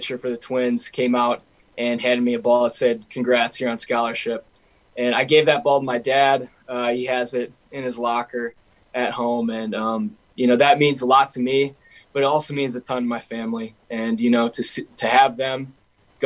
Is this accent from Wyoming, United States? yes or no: no; Minnesota, United States; my home state